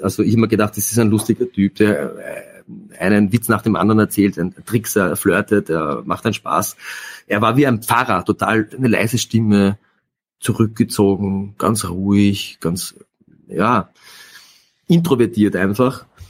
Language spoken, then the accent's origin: German; Austria; Bei uns in Österreich